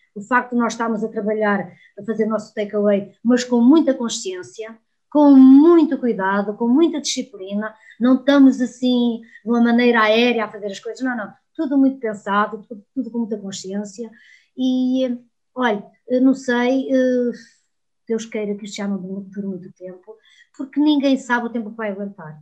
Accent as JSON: {"language": "Portuguese", "region": "Trás-os-Montes", "country": "Portugal", "said": "sou terra a terra, sou transmontana"}